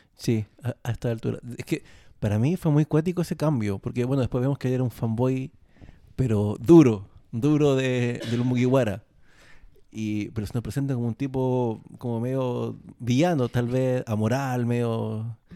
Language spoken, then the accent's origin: Spanish; Chile